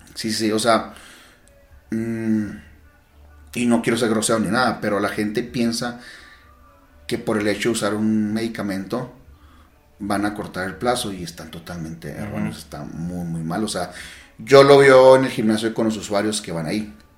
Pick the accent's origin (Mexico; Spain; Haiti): Mexico; yo como buen mexicano